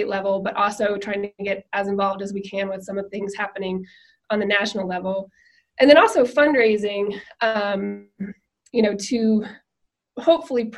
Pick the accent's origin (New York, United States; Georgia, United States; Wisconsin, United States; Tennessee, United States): Tennessee, United States; Nashville; I grew up in Nashville